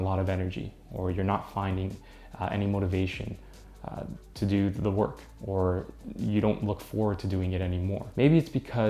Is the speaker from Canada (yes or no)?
yes; Canada; I'm from Canada